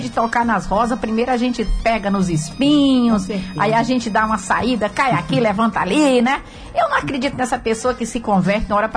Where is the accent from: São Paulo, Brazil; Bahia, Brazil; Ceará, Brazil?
Ceará, Brazil; Ipu; eu sou de Ipu. Ipu, meu Ceará.